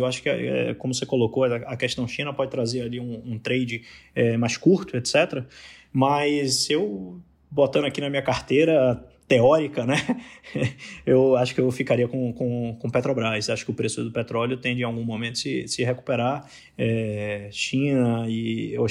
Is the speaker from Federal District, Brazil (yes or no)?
no; Bahia, Brazil; accent: Bahian; moved away as an adult; also born or lived in Rio de Janeiro; now in São Paulo, Brazil; pelo sotaque o pessoal já matou que eu sou da Bahia